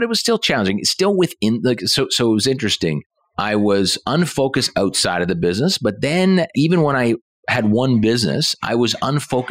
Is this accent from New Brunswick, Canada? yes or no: no; Halifax, Nova Scotia, Canada; born and raised in Halifax, Nova Scotia.